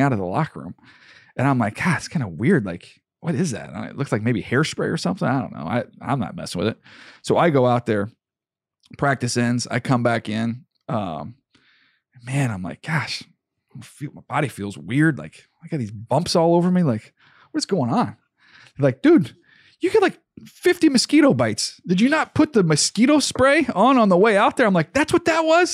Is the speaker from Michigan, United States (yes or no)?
no; San Diego, California, United States; moved away as an adult; also born or lived in Northeast Louisiana; I grew up in San Diego